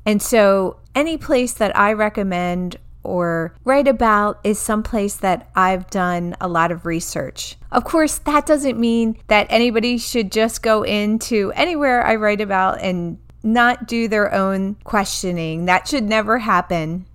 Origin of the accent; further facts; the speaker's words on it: New Jersey, United States; moved away; also born or lived in Baltimore; I grew up in New Jersey